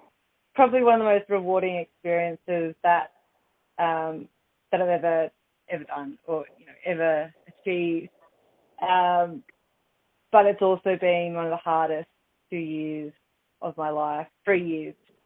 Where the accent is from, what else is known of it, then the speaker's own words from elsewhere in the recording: Torquay, Victoria, Australia; I did my work experience at the age of 15 at a local gym where I grew up in Torquay